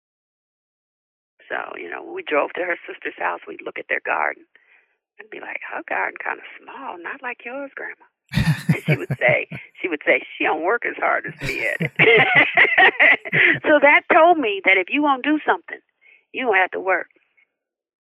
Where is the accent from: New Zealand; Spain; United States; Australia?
United States; Connecticut; I grew up in Connecticut, and I spent my summers in Athens, Georgia with my grandmother.